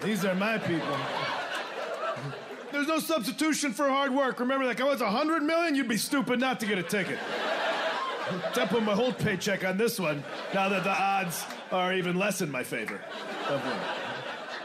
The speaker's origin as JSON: {"language": "English", "region": "Midwest", "country": "United States", "said": "I'm from the Midwest"}